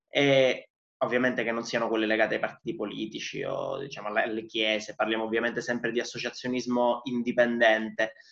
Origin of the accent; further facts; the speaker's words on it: Palermo, Sicily, Italy; vengo da Palermo